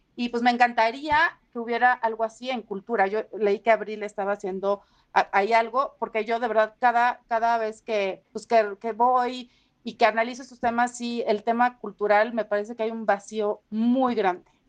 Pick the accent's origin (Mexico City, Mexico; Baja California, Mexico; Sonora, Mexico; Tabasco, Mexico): Tabasco, Mexico; Villahermosa; moved away; also born or lived in Huimanguillo; crecí en Villahermosa, pero soy de Huimanguillo